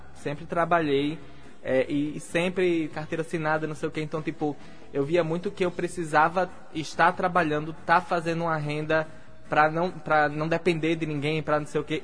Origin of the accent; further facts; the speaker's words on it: Natal, Rio Grande do Norte, Brazil; eu sou de Natal, eu falo de Natal torto e adoidado